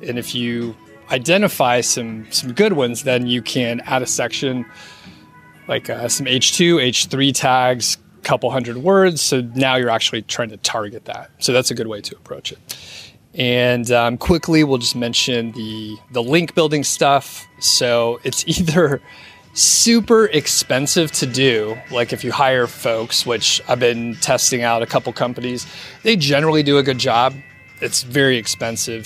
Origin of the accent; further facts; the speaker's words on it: Atlanta, Georgia, United States; moved away; I'm from the Atlanta area